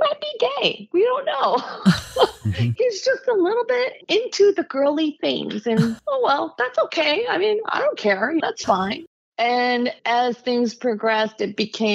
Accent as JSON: {"language": "English", "town": "Los Angeles", "region": "California", "country": "United States", "tie": "born or raised there", "also_born_or_lived": "San Diego", "said": "I grew up in Southern California"}